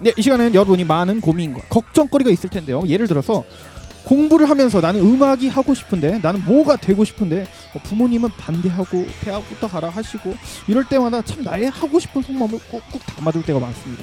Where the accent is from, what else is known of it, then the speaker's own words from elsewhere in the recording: Seoul, South Korea; 어렸을 때부터 여기